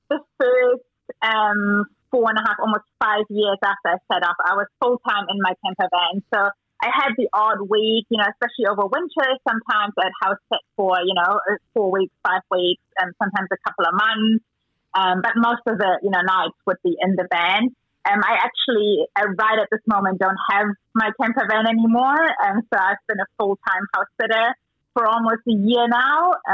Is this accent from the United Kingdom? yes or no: no; Germany; moved away as an adult; also born or lived in South Africa; now in New Zealand; I'm, I'm from German originally, born and bred in Germany. I moved to New Zealand 17 years ago now, so New Zealand's home.